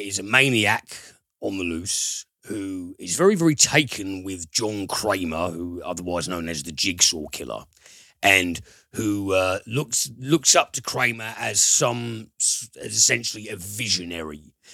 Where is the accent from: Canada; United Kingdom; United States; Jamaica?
United Kingdom; we're British